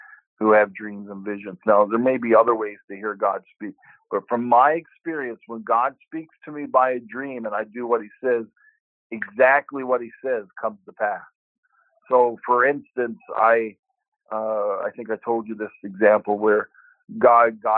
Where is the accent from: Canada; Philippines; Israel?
Canada; there's the influence of being Canadian and being in a Canadian world and painting from a Canadian perspective